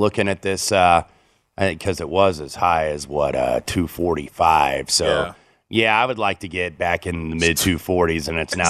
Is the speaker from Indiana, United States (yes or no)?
yes; Indiana, United States; growing up in Indiana